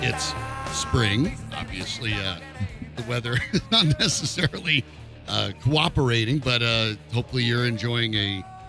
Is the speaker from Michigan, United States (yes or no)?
no; Colorado, United States; you can tell I'm from Colorado